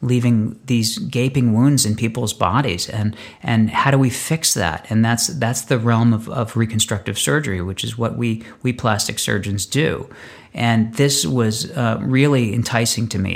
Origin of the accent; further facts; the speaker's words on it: Northeast, United States; moved away as an adult; now in Los Angeles, United States; I grew up in the Northeast and started out my life loving snow and loving skiing